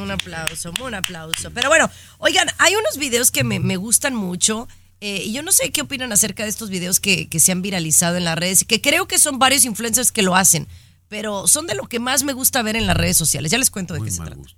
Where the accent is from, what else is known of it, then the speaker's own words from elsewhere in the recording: Mexico; now in United States; Yo soy mexicana de nacimiento